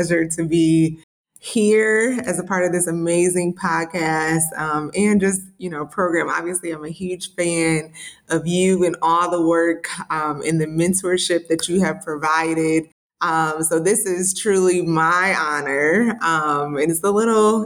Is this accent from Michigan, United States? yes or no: yes; Detroit, Michigan, United States; moved away; also born or lived in Jackson, Mississippi / Belzoni, Mississippi; I was born in Jackson, Mississippi, raised in Detroit